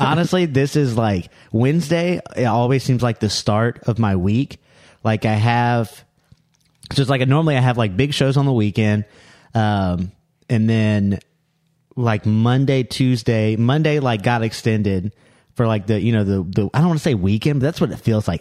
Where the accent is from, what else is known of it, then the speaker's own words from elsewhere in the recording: Louisiana, United States; I'm from New, I'm from, uh, New Orleans